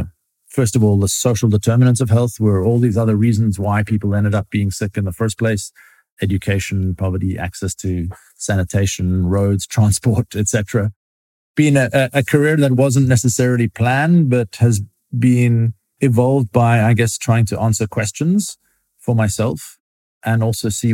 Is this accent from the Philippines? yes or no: no; South Africa; Growing up in South Africa from quite a multicultural household of immigrants from across North Africa, Southern Europe, and the Middle East